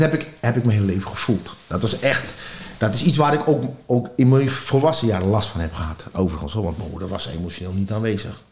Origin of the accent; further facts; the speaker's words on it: Amsterdam, North Holland, Netherlands; Ik ben in Amsterdam geboren